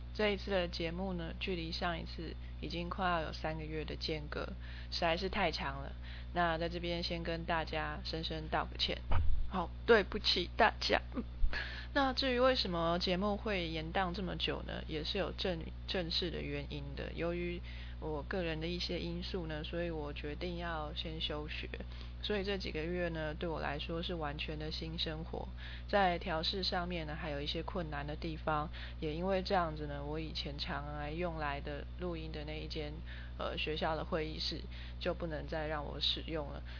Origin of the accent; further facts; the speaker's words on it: Taiwan; first language Chinese; 生长在台湾这个环境